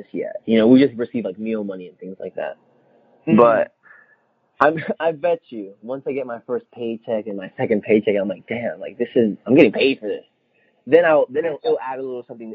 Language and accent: English; Orlando, Florida, United States; my hometown, Orlando